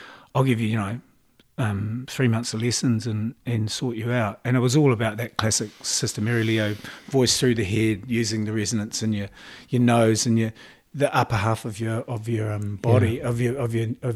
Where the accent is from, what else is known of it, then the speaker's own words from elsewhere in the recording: Auckland, New Zealand; I grew up in Mount Albert, okay, in Auckland